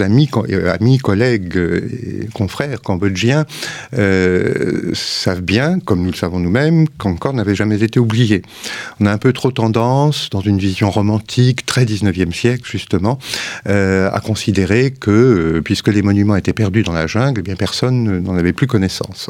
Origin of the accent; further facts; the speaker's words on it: France; on est français et cartésien